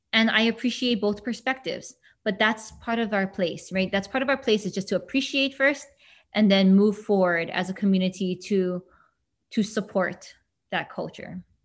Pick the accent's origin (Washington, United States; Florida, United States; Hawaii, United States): Hawaii, United States; Hilo; born or raised there